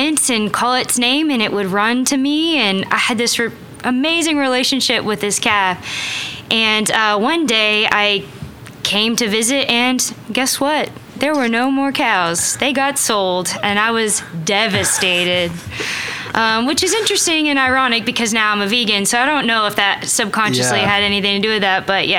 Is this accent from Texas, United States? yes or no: yes; Texas, United States; also born or lived in Louisiana / Arkansas / Australia; now in Oklahoma City, United States; I'm actually from Texas. And actually, let's go to the waybacks. I was born in Louisiana.